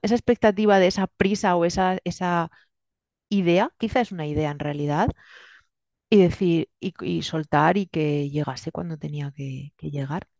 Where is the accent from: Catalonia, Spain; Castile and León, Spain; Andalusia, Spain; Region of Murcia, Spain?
Region of Murcia, Spain; Murcia; moved away as an adult; also born or lived in Germany; now in Valencia, Spain; yo viví gran parte de mi vida en Murcia, luego vine a Valencia a estudiar